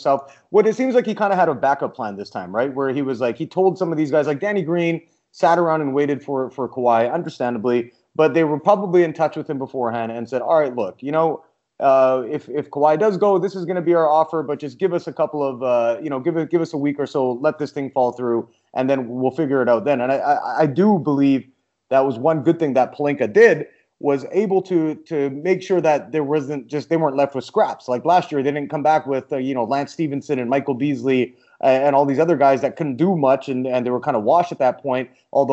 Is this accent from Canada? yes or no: yes; Canada; we're both Canadian